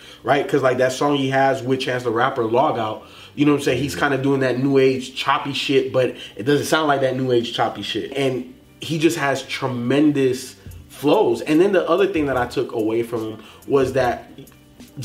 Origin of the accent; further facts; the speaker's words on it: Chicago, Illinois, United States; I was born in Chicago